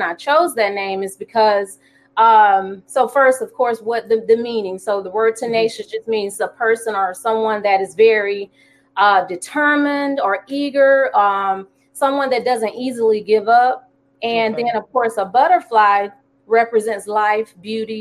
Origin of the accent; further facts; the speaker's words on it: Alabama, United States; moved away as an adult; now in Jacksonville, United States; I'm from Alabama, here in Jacksonville, due to the Navy